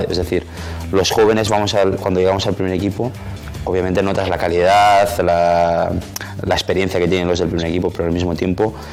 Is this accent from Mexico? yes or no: no; Spain; also born or lived in Italy; Desde pequeño he estado en España, he vivido, he vivido las tradiciones españolas, la cultura española, he vivido todo lo que un español tiene que aprender siendo de pequeño, así que eh, me siento español desde, desde muy pequeñito.